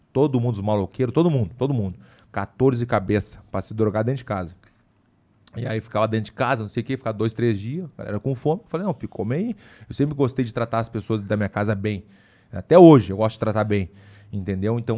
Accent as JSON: {"language": "Portuguese", "region": "Ceará", "country": "Brazil", "tie": "born or raised there", "said": "no colégio esse que eu estudei quando era pequeno, no Ceará"}